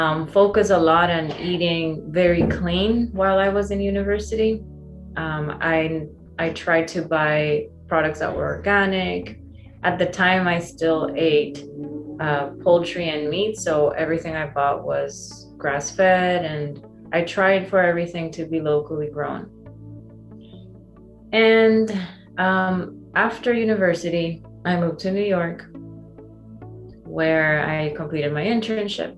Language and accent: English; San Pedro Sula, Cortés, Honduras; I grew up in Honduras, which is a very small country in Central America.